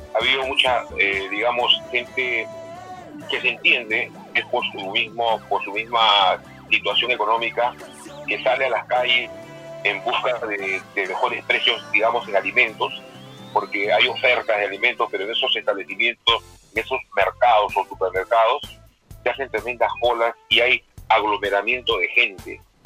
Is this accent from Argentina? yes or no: no; Peru